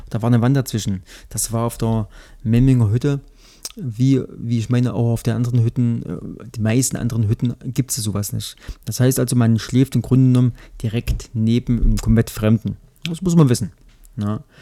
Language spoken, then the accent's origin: German; Thuringia, Germany; aber für mich als, als Thüringer ähm, war das äh, relatives Neuland.